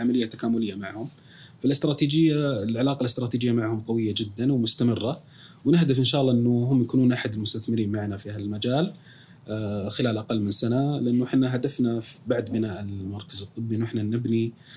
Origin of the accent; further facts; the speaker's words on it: Saudi Arabia; عندنا في السعوديه